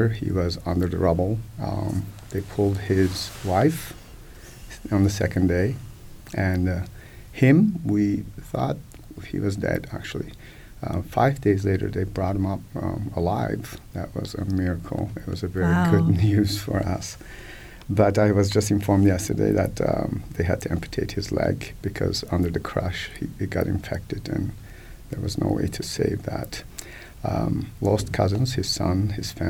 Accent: Kahramanmaraş, Turkey; now in Bloomington, United States; the epicenter is actually my hometown

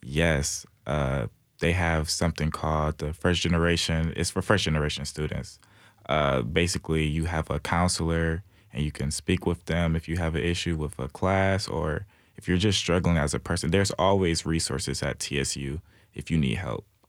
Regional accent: Detroit, Michigan, United States; moved away as an adult; now in Nashville, United States; I'm from Detroit, Michigan

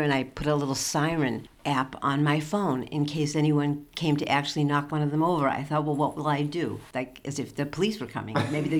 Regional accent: Needham, Massachusetts, United States; also born or lived in Medfield, Massachusetts; now in Greenfield, United States; I grew up in Needham.

